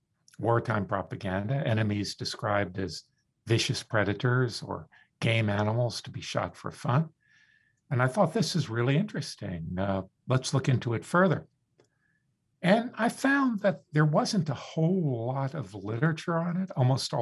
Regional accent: Florida, United States; I grew up in the Deep South. My family moved down to South Florida in the 50s when it was really Deep South.

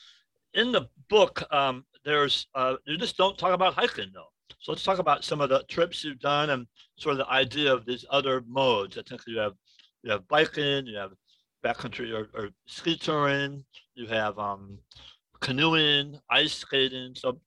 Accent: Illinois, United States; now in Alaska, United States; I grew up in Illinois, so there are no mountains.

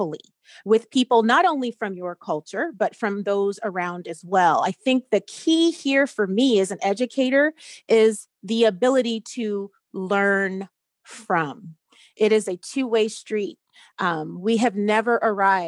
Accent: Anchorage, Alaska, United States; I was born and raised here in Anchorage.

